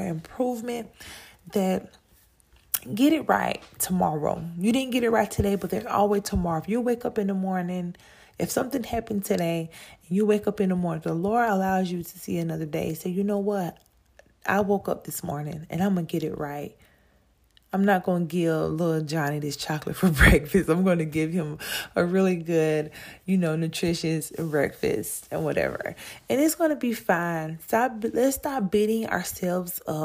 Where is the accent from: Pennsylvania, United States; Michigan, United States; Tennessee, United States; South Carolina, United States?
South Carolina, United States; I'm really from South Carolina